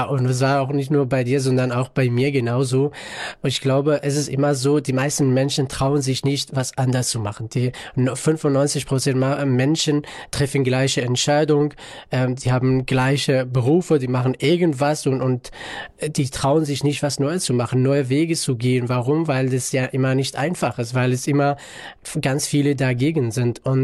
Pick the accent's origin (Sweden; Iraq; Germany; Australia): Iraq; northern Iraq; German is a second language; Ich komme ursprünglich aus dem Nordirak in einem kleinen Stadt, kleinen Dorf auch.